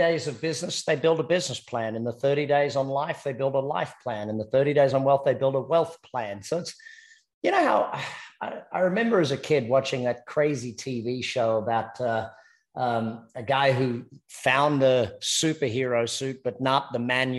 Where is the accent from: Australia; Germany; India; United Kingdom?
Australia; accent: Australian; now in United States; Australian by accent and American by choice. I'm married an American